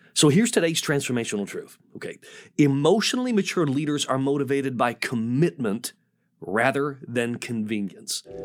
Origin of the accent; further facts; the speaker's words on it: Michigan, United States; moved away as an adult; the first forty years of my life, I grew up in Michigan